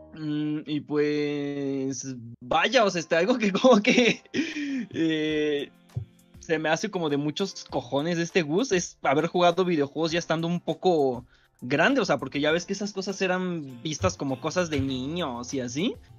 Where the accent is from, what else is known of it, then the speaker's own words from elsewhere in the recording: Mexico; soy de México